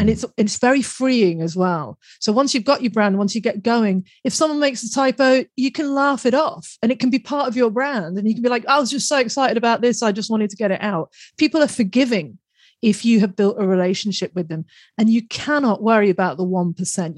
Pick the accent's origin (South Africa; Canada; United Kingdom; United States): United Kingdom; we're both British